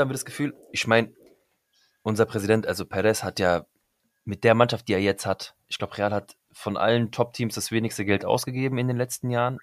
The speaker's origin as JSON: {"language": "German", "town": "Frankfurt am Main", "region": "Hesse", "country": "Germany", "tie": "born or raised there", "said": "ich bin ja Frankfurter Bub wirklich durch und durch."}